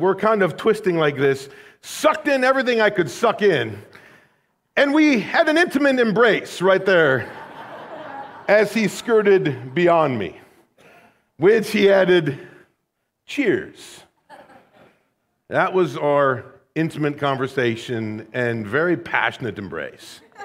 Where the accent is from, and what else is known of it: United States